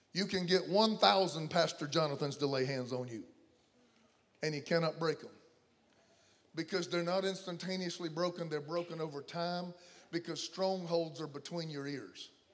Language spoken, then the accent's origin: English; the South, United States; I come from the South